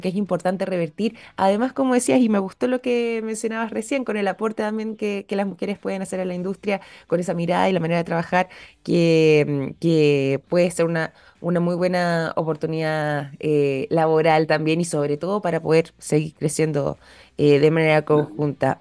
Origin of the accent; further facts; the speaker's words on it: Chile; nosotros, quizás como chilenos